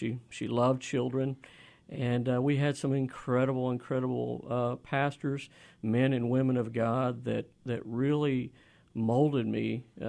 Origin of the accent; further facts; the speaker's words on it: Inola, Oklahoma, United States; moved away as an adult; I'm an Okie. I'm from Oklahoma. Uh-huh. I grew up about 30 minutes east of Tulsa, outside of a little town called Inola, about 6 miles outside of that town on a little farm there, and that's where I was raised.